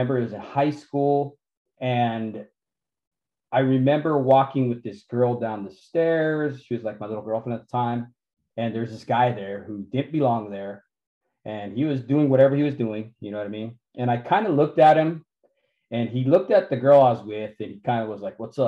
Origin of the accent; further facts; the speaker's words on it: Santa Fe, New Mexico, United States; I grew up in Santa Fe, New Mexico